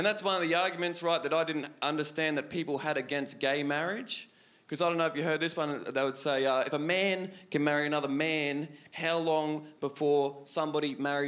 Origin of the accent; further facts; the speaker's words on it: North Queensland, Australia; moved away as an adult; now in Melbourne, Australia; I'm from North Queensland originally, but I've lived in Melbourne for 2 years